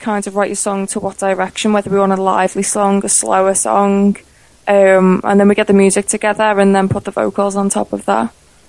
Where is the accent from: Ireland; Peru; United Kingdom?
United Kingdom; Liverpool, North West England; I'm from Liverpool